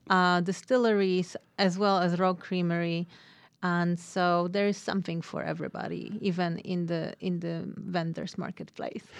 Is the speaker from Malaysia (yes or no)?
no; Poland; moved away as an adult; now in Ashland, United States; I am originally from Poland